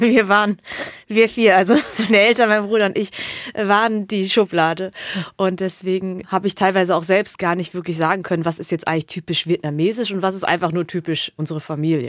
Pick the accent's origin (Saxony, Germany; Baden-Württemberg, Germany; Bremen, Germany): Baden-Württemberg, Germany; Hemsbach; also born or lived in Heppenheim; Ich bin aber in Hemsbach aufgewachsen